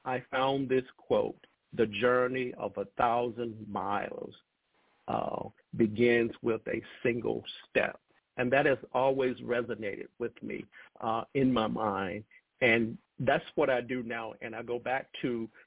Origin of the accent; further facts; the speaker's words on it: Lowndes County, Alabama, United States; where I grew up in Lowndes County, which sits between Selma and Montgomery, Alabama, a very rural area